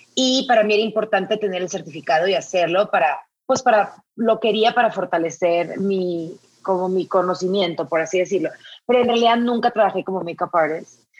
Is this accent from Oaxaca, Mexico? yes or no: no; Sinaloa, Mexico; moved away; soy norteña, soy de Sinaloa, vengo de una familia de mujeres